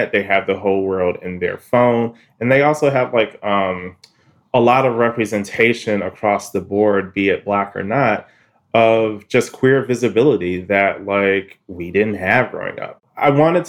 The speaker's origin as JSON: {"language": "English", "town": "Detroit", "region": "Michigan", "country": "United States", "tie": "born or raised there", "said": "I'm from Detroit"}